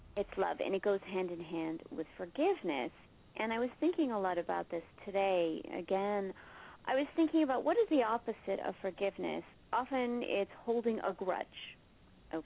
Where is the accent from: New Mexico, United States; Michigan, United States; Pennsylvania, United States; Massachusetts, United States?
Massachusetts, United States; Marblehead; I grew up in Marblehead, Massachusetts, which is right next to Salem, Massachusetts